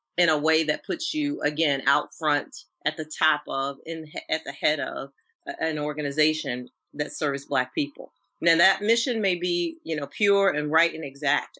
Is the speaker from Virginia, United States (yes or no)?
yes; Norfolk, Virginia, United States; I'm from Norfolk, Virginia. Shout out to um, the Tidewater area